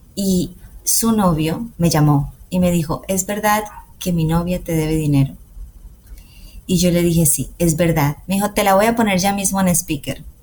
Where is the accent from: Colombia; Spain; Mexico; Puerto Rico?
Colombia; los colombianos amamos la música mariachi